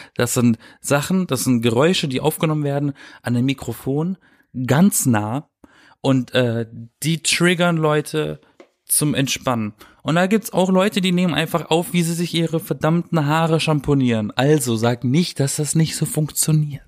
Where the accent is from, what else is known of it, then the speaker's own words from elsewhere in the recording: Germany; now in Berlin, Germany; in meiner Heimat bei meinen Eltern